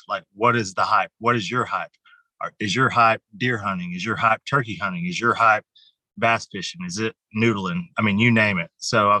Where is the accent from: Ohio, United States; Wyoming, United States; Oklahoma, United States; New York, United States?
Oklahoma, United States; Muskogee; I'm from Muskogee. So lots of places all over Muskogee.